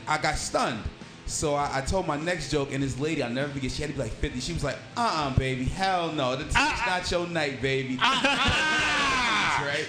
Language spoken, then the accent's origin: English; New York City, New York, United States; I'm from Brooklyn